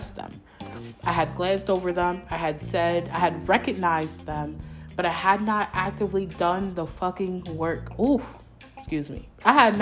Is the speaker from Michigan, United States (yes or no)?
no; New York, United States; moved away as an adult; I was born in New York. I was raised in New York.